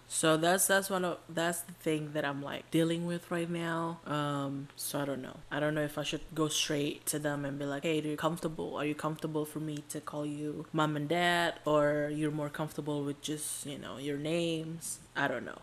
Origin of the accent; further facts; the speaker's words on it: Indonesia; now in United States; We're Indonesians